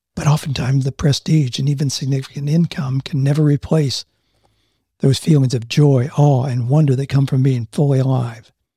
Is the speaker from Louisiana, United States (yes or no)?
no; Mansfield, Ohio, United States; moved away; I grew up in Mansfield, Ohio, just outside of Mansfield